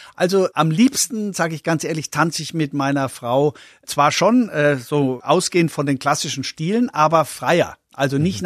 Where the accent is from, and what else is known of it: Coburg, Bavaria, Germany; born or raised there; also born or lived in Memmingen, Swabia; now in Upper Bavaria, Germany